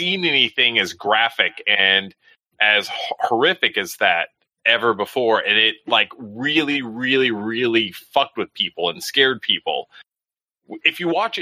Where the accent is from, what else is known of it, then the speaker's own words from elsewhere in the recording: Texas, United States; moved away; We didn't have Svengoolie back in Texas and stuff. So I grew up on Elvira, Joe Bob Briggs